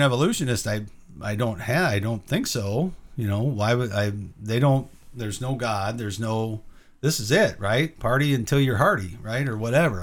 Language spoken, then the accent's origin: English; Illinois, United States; moved away; also born or lived in the South; moved out of where my hometown is in Illinois